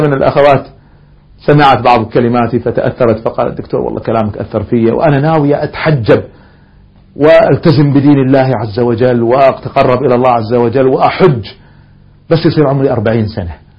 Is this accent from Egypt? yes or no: no; Kuwait; احنا عندنا في الكويت ديوانيات